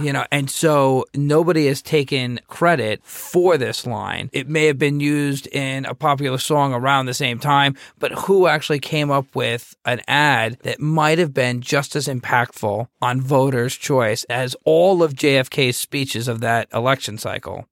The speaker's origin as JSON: {"language": "English", "country": "United States", "said": "I'm from the United States"}